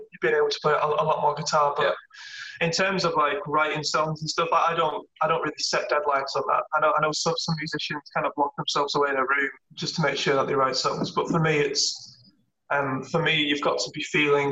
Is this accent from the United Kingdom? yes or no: yes; Lake District, North West England, United Kingdom; now in Manchester, United Kingdom; we both reside in Manchester at the moment, but I'm from the Lake District, which is right at the top of England.